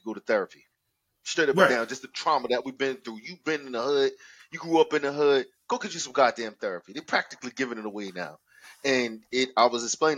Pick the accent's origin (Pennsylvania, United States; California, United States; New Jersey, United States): New Jersey, United States; now in Florida, United States; I'm still from New Jersey